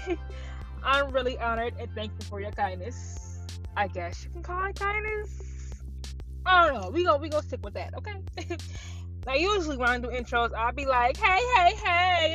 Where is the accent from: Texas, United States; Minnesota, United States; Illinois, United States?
Illinois, United States; Chicago; I'm from Chicago.